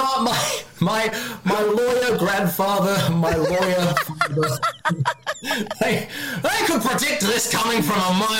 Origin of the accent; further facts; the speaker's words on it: Australia; moved away as an adult; also born or lived in Hong Kong; now in Japan; I'm from Australia. I now live in Japan.